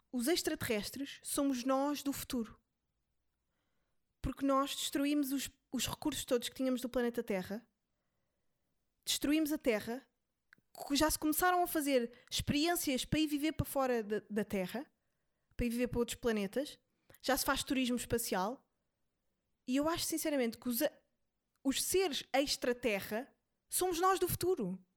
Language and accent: Portuguese; São Tomé & Príncipe; eu vivi a vida inteira em São Tomé e só comia peixe, portanto eu já preenchi a minha cota de não comer carne.